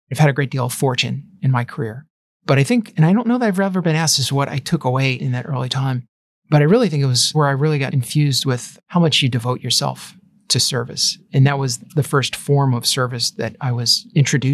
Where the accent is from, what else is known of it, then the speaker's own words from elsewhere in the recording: Long Island, New York, United States; I grew up on Long Island